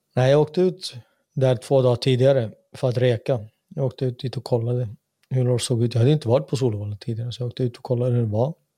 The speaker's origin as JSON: {"language": "Swedish", "country": "Sweden", "tie": "born or raised there", "moved": "as an adult", "lives_now": "Finland", "said": "jag är född och uppvuxen i samma land"}